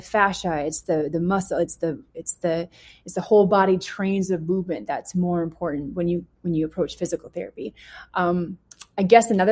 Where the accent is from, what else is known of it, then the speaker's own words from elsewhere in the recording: Canada; moved away; I'm from Canada